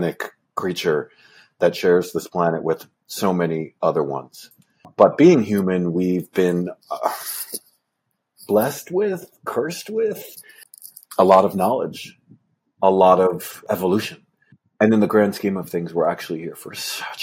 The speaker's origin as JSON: {"language": "English", "town": "Port Jefferson", "region": "New York", "country": "United States", "tie": "born or raised there", "said": "I grew up in Port Jefferson, Long Island, New York"}